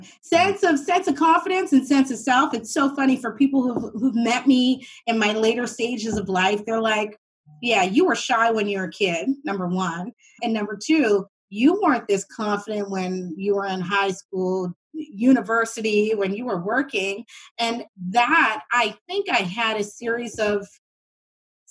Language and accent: English; Halifax, Nova Scotia, Canada; I'm from Uniac Square, right in the north end of Halifax.